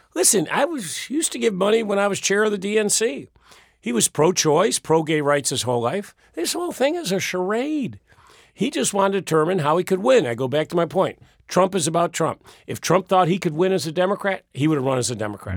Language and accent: English; New York, United States; moved away as an adult; also born or lived in Florida; now in Virginia, United States; people knew I was from New York.